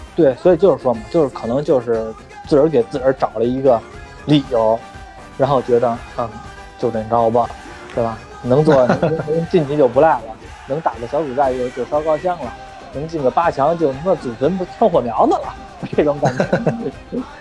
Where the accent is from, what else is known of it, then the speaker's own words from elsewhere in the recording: China; 还是说我们中国人也好